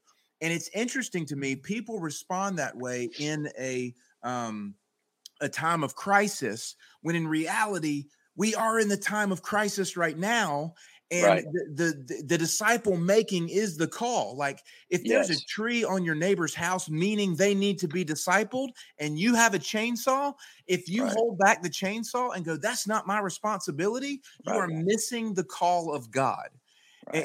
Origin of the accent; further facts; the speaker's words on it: the South, United States; Down here growing up in the South